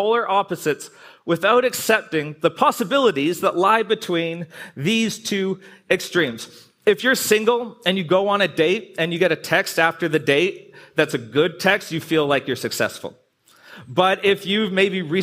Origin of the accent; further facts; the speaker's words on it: Canada; I'm Canadian